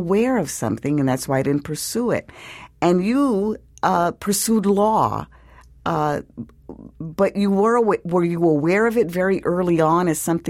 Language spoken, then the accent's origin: English; New York City, New York, United States; born or raised there; moved away